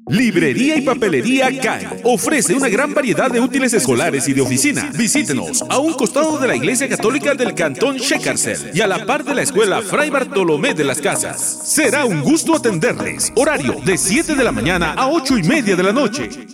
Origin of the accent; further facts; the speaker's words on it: San Marcos, Guatemala; yo soy de San Marcos